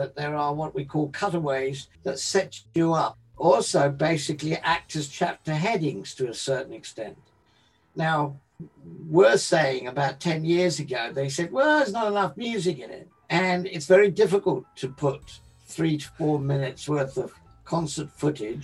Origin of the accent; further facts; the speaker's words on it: London, United Kingdom; Being an English boy that didn't really have in London the sort of thing they were having down in the South